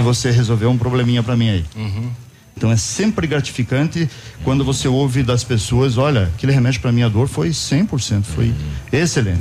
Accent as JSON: {"language": "Portuguese", "town": "Pato Branco", "region": "Paraná", "country": "Brazil", "tie": "born or raised there", "said": "eu sou pato-branquense nato, né? Estive fora de Pato Branco por algum tempo, mas nasci em Pato Branco e pretendo morrer em Pato Branco também"}